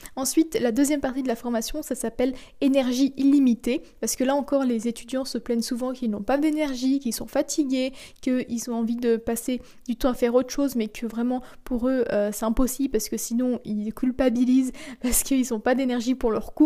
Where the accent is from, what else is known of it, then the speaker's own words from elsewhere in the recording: France; moved away as an adult; also born or lived in Kleve, Germany; je suis partie vivre donc chez mes parents en France. Je suis retournée chez mes parents